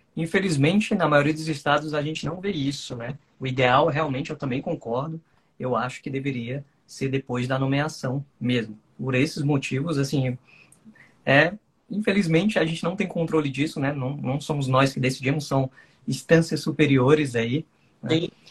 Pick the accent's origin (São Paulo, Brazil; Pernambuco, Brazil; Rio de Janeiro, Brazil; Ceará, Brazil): Ceará, Brazil; also born or lived in Distrito Federal; now in Brasília, Brazil; eu, originalmente, né, sou cearense